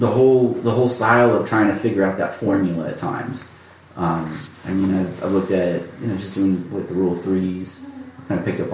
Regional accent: Rancho Cucamonga, California, United States; so I'm from Ranch Cucamonga, born and raised there. It's a great town. It's full of manicured lawns.

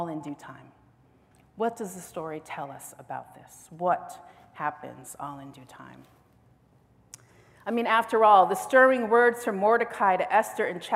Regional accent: United States; as an American within the context of this nation

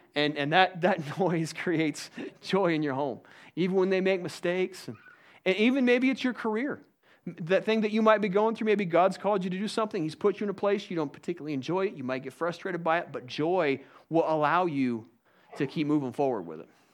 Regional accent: United States; I'm an American

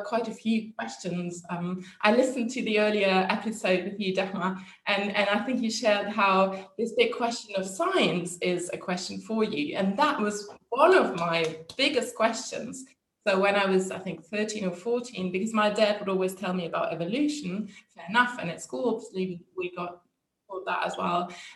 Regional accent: Germany; I'm from Germany, which is also a very secular country, like the Netherlands

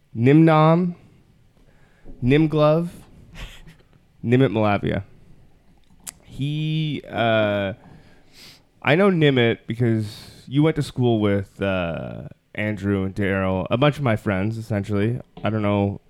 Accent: Toronto, Ontario, Canada; I grew up in Toronto

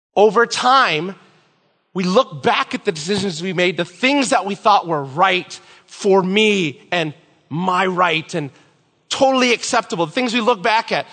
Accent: Philippines; I'm Filipino

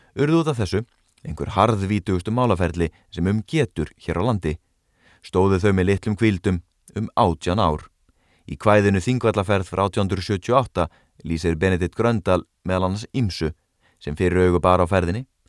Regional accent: Garðabær, Capital Region, Iceland; þegar ég ólst upp í Garðabænum að hluta til

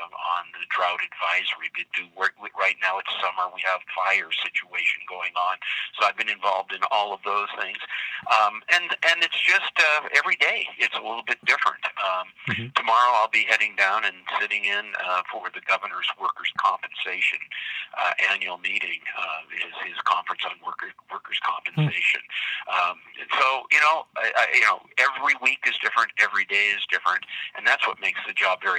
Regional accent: Butte, Montana, United States; I grew up in Butte

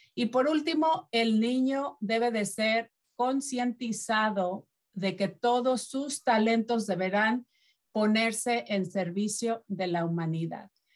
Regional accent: Mexico; moved away; de mi país, que es de México

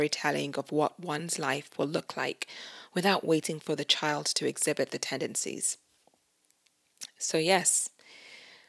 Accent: United Kingdom; Me being a Nigerian Brit

